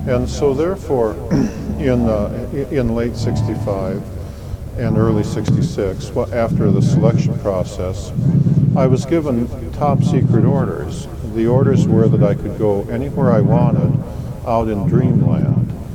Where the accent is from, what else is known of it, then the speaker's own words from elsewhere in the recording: Wisconsin, United States; moved away as an adult; I was born in Wisconsin